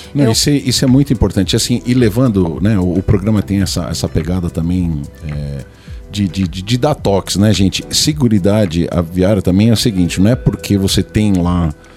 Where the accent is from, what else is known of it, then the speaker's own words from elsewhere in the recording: São Paulo, Brazil; eu sou de São Paulo